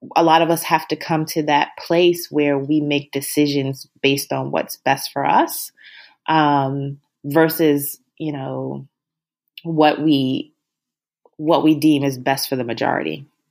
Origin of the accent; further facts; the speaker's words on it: Baltimore, Maryland, United States; moved away; we're both from Baltimore.